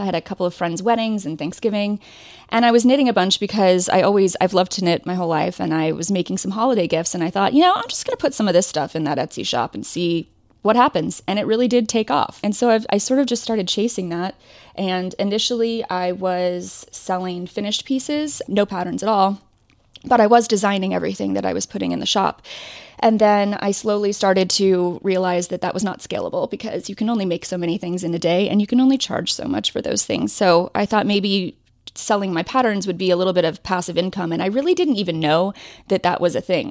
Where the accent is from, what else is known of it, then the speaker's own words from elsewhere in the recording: Ohio, United States; also born or lived in Indiana; I grew up in Ohio